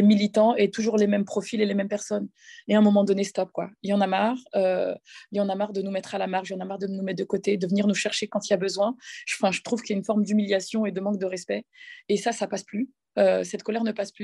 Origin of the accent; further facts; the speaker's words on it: Cergy, Île-de-France, France; j'ai grandi dans un quartier populaire qui s'appelle le quartier de la Croix-Petit à Cergy